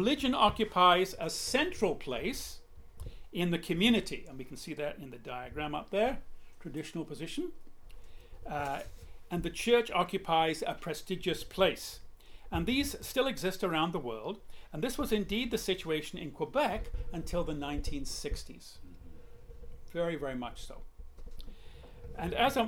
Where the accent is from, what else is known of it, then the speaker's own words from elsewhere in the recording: England, United Kingdom; moved away; I'm an English person